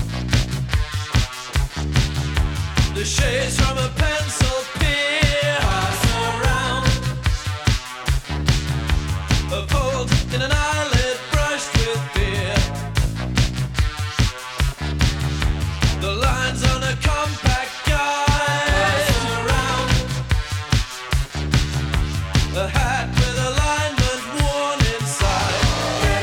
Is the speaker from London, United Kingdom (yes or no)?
no; Newcastle upon Tyne, North East England, United Kingdom; I was in Newcastle